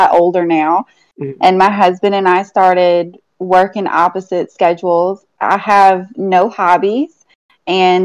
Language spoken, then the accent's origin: English; Long Island, New York, United States; moved away; I'm originally from Long Island.